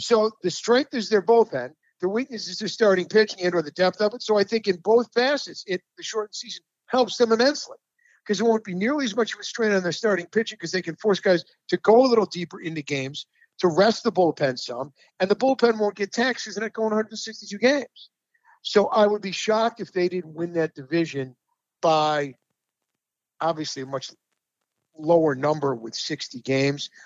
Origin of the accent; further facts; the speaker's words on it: Rochester, New York, United States; my hometown team, uh, the Rochester Red Wings